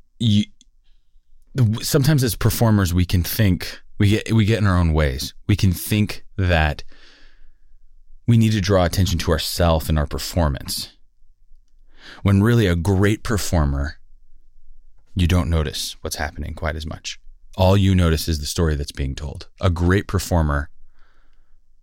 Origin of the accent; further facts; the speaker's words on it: Los Angeles, California, United States; I grew up in Sylmar, California